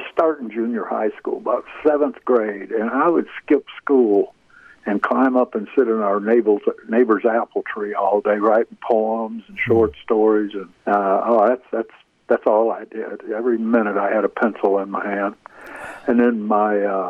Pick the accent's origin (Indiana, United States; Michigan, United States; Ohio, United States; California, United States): Michigan, United States; Detroit; moved away; also born or lived in Tennessee; I grew up in Detroit